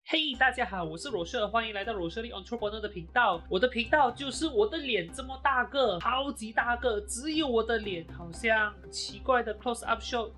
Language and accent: Chinese; Malaysia; 我呢是土生土长，马来西亚人